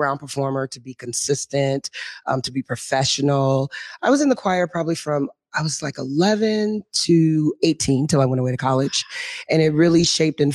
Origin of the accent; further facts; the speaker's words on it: Renton, Washington, United States; I'm a graduate from Renton High School. Woo-hoo. So South End, so Skyway